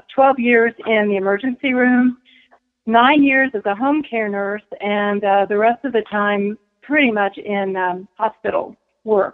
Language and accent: English; United States; also born or lived in Texas; I was born actually in Texas, but I've been raised here all my life. So a lifelong Henry County resident.